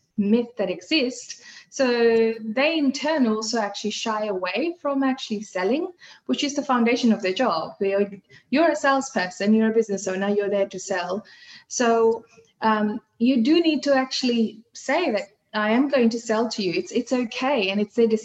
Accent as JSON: {"language": "English", "country": "Fiji", "first_language": "Hindi", "second_language": "English", "moved": "yes", "lives_now": "Australia", "said": "I come from Fiji Islands"}